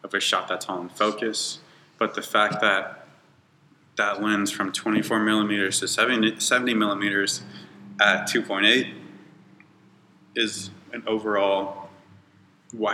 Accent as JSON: {"language": "English", "town": "Bakersfield", "region": "California", "country": "United States", "tie": "born or raised there", "said": "I was born and raised in Bakersfield"}